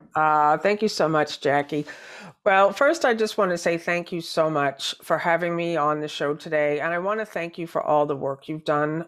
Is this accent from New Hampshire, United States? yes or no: yes; New Hampshire, United States; moved away as an adult; also born or lived in New York City; I grew up in New Hampshire